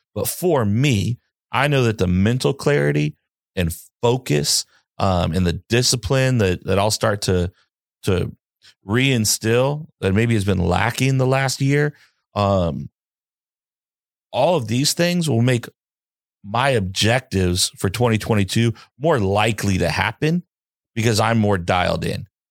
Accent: the South, United States; I'm from the South. We don't really get snow like

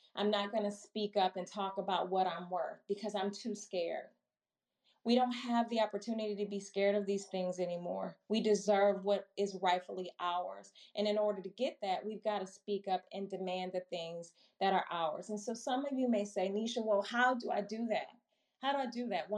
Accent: Milwaukee, Wisconsin, United States; also born or lived in Chicago, Illinois; now in Maryland, United States; born and raised in Milwaukee, Wisconsin, grew up in Chicago, went to undergrad and grad school in Chicago, and now live in the Maryland area

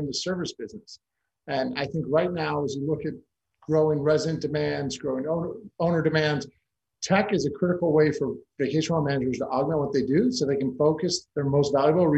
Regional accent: Chicago, Illinois, United States; also born or lived in Argentina / Italy / China / North Carolina; now in Los Angeles, United States; I'm originally born and raised in Chicago. I've lived now in the Los Angeles area for over 25 years

